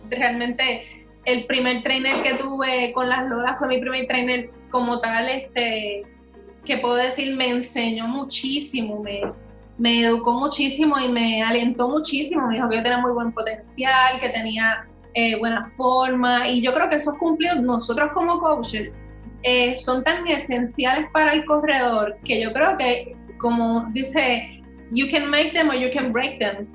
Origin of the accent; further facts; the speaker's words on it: Puerto Rico; soy la única puertorriqueña